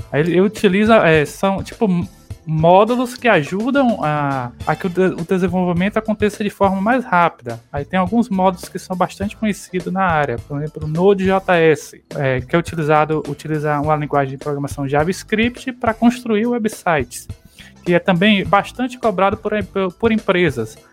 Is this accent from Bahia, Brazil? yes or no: yes; Quaraci, interior of Bahia, Brazil; accent: nordestino; now in Ponte Nova, Brazil; Eu sou do, de Quaraci, que é o interior lá da Bahia